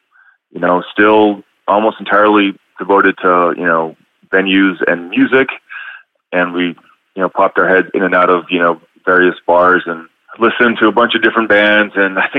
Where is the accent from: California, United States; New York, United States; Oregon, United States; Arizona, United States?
Arizona, United States; Tucson; accent: desert accent; moved away as an adult; now in Austin, United States; Grew up in Arizona, Tucson specifically. Spent my youth and formative years there, but got to Austin roughly about 1995.